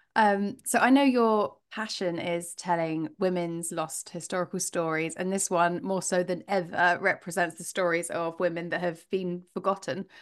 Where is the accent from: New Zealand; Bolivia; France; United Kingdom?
United Kingdom; we're British